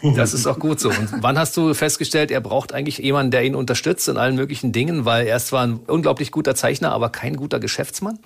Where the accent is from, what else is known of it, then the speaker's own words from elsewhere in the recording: East Germany, Germany; ich bin ja aus dem Osten